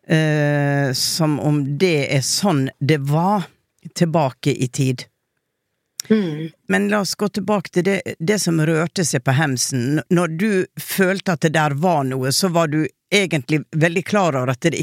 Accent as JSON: {"language": "Norwegian", "region": "Oslo", "country": "Norway", "said": "Jeg hadde en, en episode på Åndenes makt, jeg er fra Sankthanshaugen."}